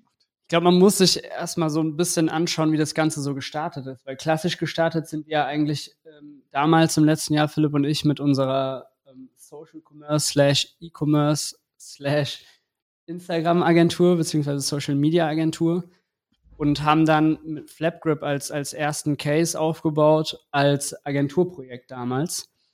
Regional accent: Eschborn, Hesse, Germany; ich bin aus Eschborn

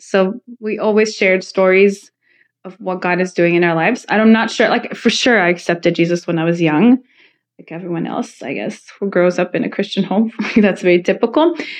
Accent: Croatia; born there; No, I was born in Croatia.

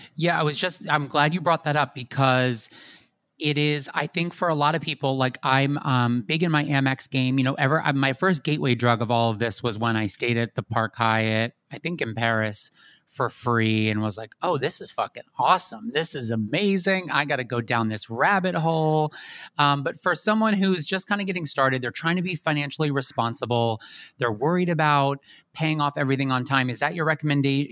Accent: West Chester, Pennsylvania, United States; also born or lived in Catskills, New York; I'm from Chester County, so we're a county away. I'm from Westchester.

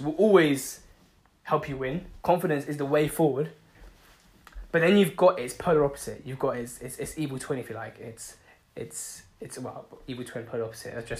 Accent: London, United Kingdom; I'm from London

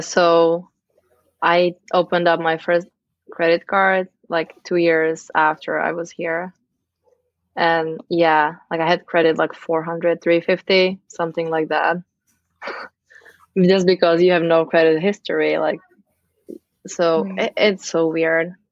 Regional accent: Czechia; moved away as an adult; also born or lived in Amsterdam, Netherlands; now in United States; I am from the Czech Republic. I moved to the US when I was 21 as a living nanny

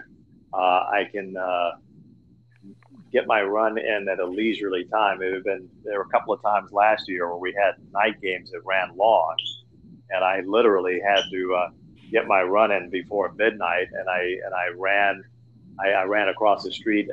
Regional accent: Los Angeles, California, United States; also born or lived in Chicago; now in Florida, United States; I grew up in Los Angeles, a Dodger fan

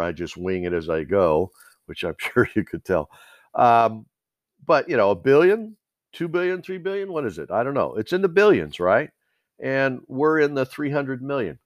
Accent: United States; We as the American people

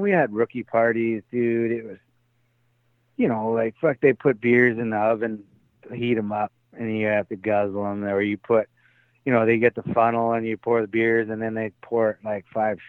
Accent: Canada; moved away as an adult; now in Tampa, United States

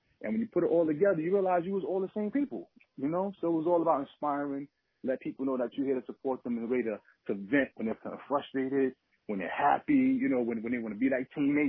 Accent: New York, United States; Oh, yeah, Lower East Side. Yeah, Lower East Side.

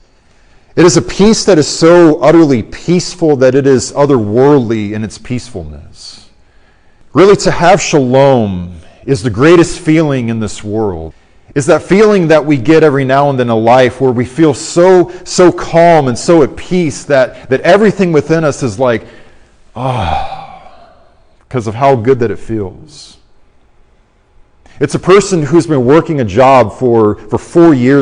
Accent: Arizona, United States; moved away; also born or lived in Orlando, Florida; I'm from Arizona, as you guys know. I lived in the Orlando area for many years

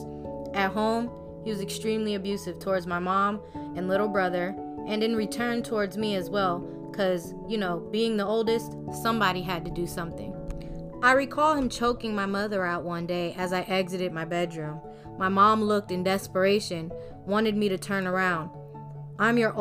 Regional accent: New Jersey, United States; moved away; also born or lived in South Florida; my home state, New Jersey

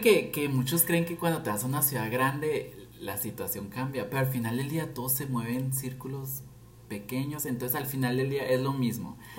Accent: Nogales, Sonora, Mexico; moved away as an adult; now in Guadalajara, Mexico; soy de Nogales, perdón. No fui, soy. Pero toda mi vida estuve aquí, o sea, aquí estudié, aquí empecé a trabajar, aquí nací.

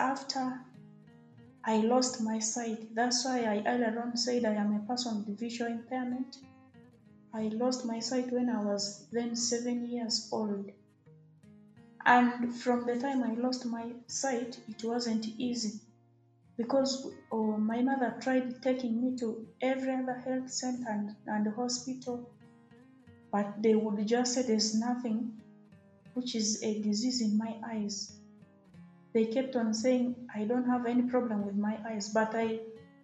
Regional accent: Arua District, Northern Region, Uganda; I come from Arua District

